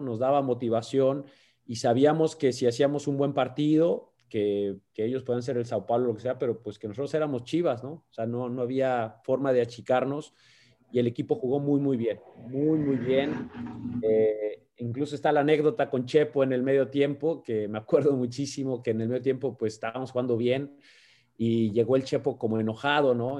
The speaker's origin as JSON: {"language": "Spanish", "country": "Mexico", "moved": "as an adult", "lives_now": "United States", "said": "siendo técnico mexicano"}